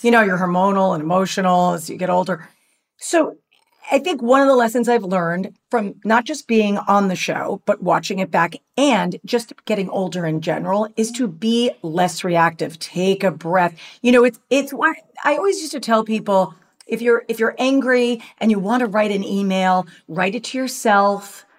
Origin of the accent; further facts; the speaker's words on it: New York, United States; also born or lived in Los Angeles; now in Orange County, United States; as a New Yorker, transplanted to LA and then dragged down to Orange County